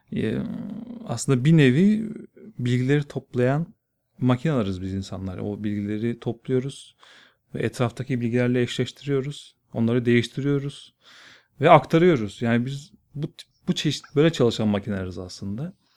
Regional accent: Bursa, Turkey; moved away as an adult; also born or lived in Elazığ / Erzurum / Ankara; now in Istanbul, Turkey; Bursa'da doğdum, Bursa'da büyüdüm.

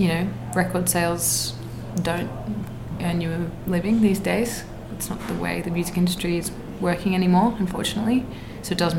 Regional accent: Australia; as an Australian artist

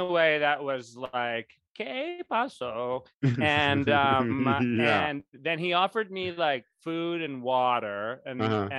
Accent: New England, United States; we don't have catfish in New England.

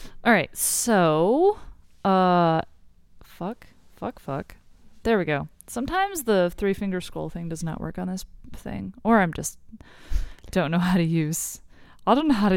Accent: United States; I'm from America

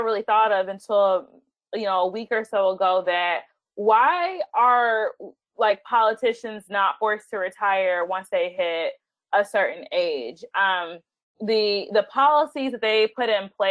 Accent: Chicago, Illinois, United States; we're all from Chicago

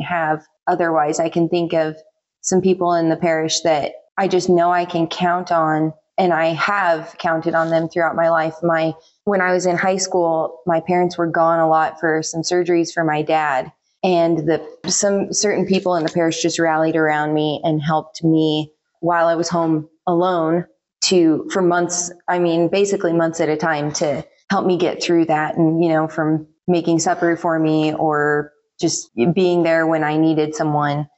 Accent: Hoxie, Kansas, United States; I grew up here in Hoxie

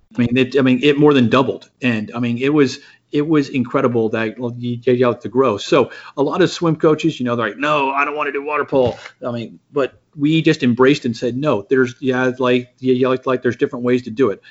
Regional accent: San Antonio, Texas, United States; I grew up in yeah in San Antonio.

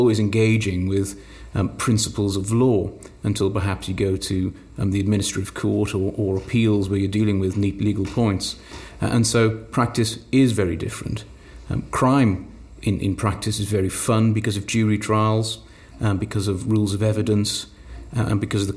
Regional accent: South Wales Valleys, United Kingdom; accent: Welsh; also born or lived in Bristol; now in Cardiff, United Kingdom; I'm from the South Wales Valleys. My family were in Wales at the time

